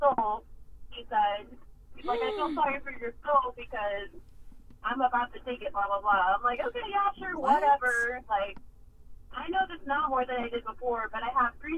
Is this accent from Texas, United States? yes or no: yes; Houston, Texas, United States; moved away; also born or lived in Dallas, Texas; I was born in Dallas, Texas, but raised in Houston, Texas the majority of my life